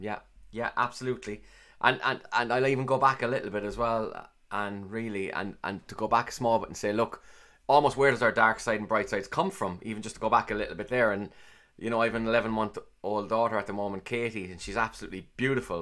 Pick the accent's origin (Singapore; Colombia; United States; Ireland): Ireland; Cork, Munster; accent: Cork; I sound like I'm from Cork, clearly. And for me, growing up as a young kid, I, I sounded like everyone else